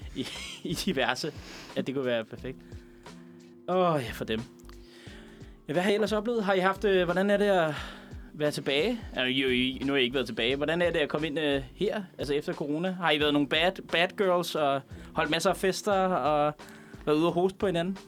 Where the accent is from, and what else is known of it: Veksø, Capital Region of Denmark, Denmark; born or raised there